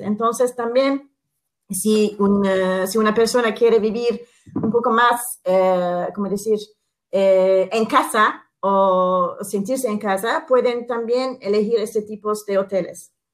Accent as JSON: {"language": "Spanish", "region": "Istanbul", "country": "Turkey", "tie": "born or raised there", "second_language": "Spanish", "said": "yo que soy una italiana, y eh, he nacido aquí, he vivido aquí"}